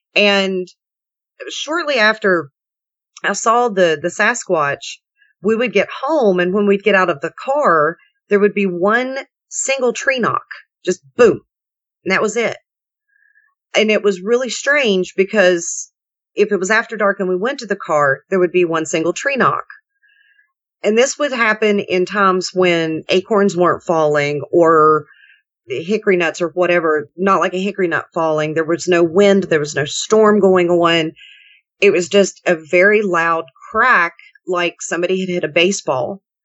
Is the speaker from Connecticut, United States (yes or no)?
no; West Virginia, United States; now in Kentucky, United States; I grew up in West Virginia